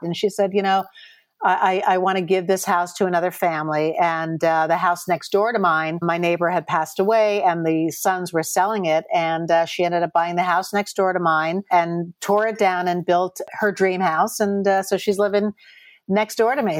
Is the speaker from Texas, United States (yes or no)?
no; Chappaqua, New York, United States; moved away as an adult; also born or lived in Los Angeles, United States; Chappaqua, which is where I grew up